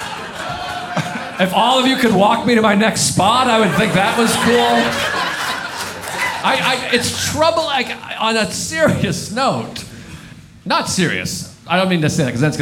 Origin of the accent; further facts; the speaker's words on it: New York City, New York, United States; I'm from New York City